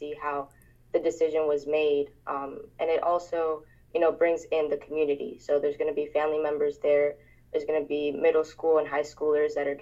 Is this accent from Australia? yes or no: no; Colombia; now in United States; I was born in Colombia